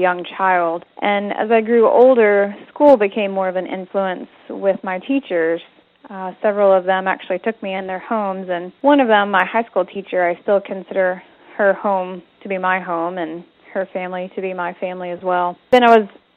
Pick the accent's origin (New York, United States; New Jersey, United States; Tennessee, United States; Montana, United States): Tennessee, United States; East; grew up in East Tennessee, the very northeast tip of the state